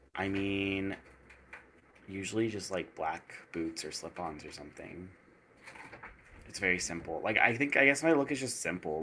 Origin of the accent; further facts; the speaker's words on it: East Coast, United States; moved away; also born or lived in the desert (western US); I was born on the East Coast